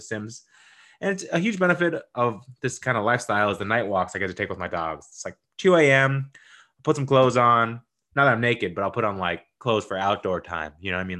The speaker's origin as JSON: {"language": "English", "town": "Newton", "region": "Massachusetts", "country": "United States", "said": "I'm from Newton"}